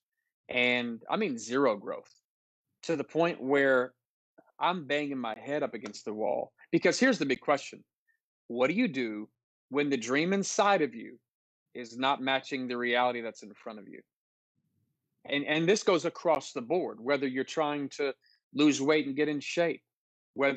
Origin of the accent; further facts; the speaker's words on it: Oakland, California, United States; also born or lived in Philippines / Ohio / Sacramento; I was born in the Philippines on the missionary field. My parents moved us to Ohio, and he pastored there for about 3 years, and then moved to Oakland, where I was raised for my adolescence. And I'm kind of a Bay Area boy